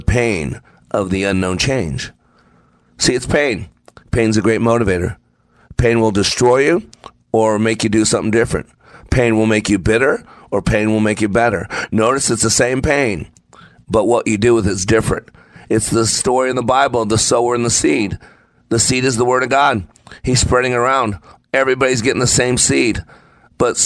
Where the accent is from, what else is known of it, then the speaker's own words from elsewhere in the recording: Texas, United States; I'm from Texas